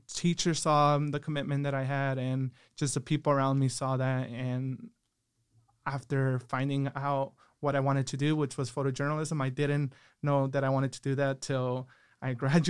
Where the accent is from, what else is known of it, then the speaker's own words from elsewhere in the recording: Aguascalientes, Mexico; also born or lived in Orange County, California, United States; I was born in Orange County, California. When I was about 1 month old, I moved to Aguascalientes, Mexico with my mom.